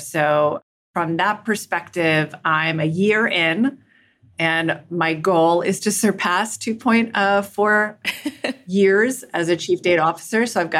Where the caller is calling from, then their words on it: Manhattan, New York, United States; I'm joining you from Lower Manhattan, right across from Statue of Liberty in the World Financial Center.